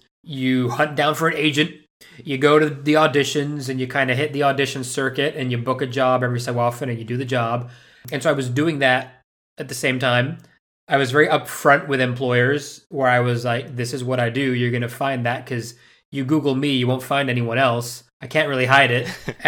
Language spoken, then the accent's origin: English; Madrid, Community of Madrid, Spain; moved away as an adult; also born or lived in United Kingdom; I was born in the UK, so legally I'm British, but I left when I was like five, and moved to Madrid and grew up in Spain and pretty much lived there till I was almost 20.